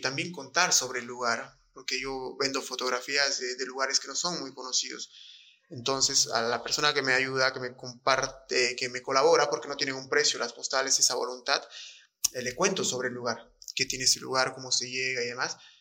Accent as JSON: {"language": "Spanish", "country": "Bolivia", "tie": "born or raised there", "said": "soy un boliviano recontra orgulloso de haber nacido en esta tierra"}